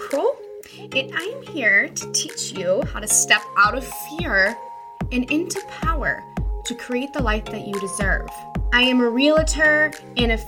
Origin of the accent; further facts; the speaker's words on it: Auburn, Nebraska, United States; I'm from Auburn.